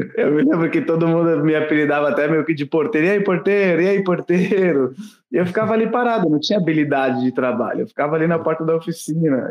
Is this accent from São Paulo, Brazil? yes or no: yes; Santos, São Paulo, Brazil; Só que eu não sou nascido em Santos. Eu fui morar em Santos, eu tinha 5 anos de idade. Eu morei por 29 anos na cidade de Santos